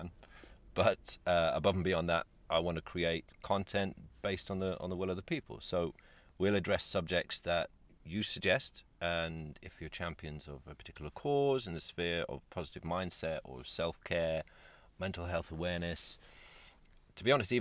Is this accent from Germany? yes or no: no; Ireland; I'm Irish.